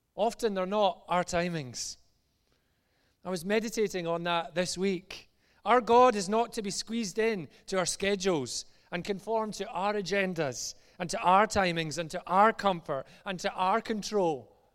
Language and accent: English; just outside Glasgow, Scotland, United Kingdom; as you maybe tell from my accent, I'm from just outside Glasgow